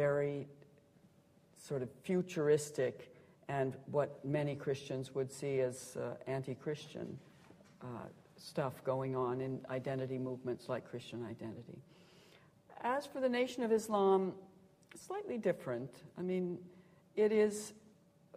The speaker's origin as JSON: {"language": "English", "region": "Montana", "country": "United States", "tie": "born or raised there", "moved": "yes", "said": "I grew up in Montana, and it's very very wide in the American West"}